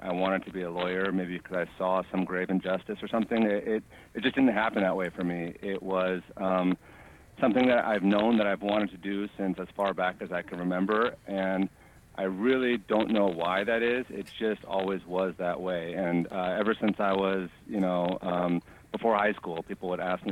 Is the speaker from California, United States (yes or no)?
yes; San Francisco, California, United States; also born or lived in Ohio / Los Angeles; I grew up in San Francisco, went to school, high school and elementary school in San Francisco